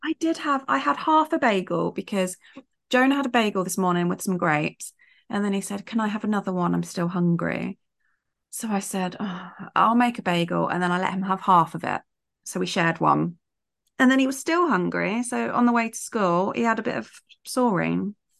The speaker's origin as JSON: {"language": "English", "country": "United Kingdom", "said": "as British"}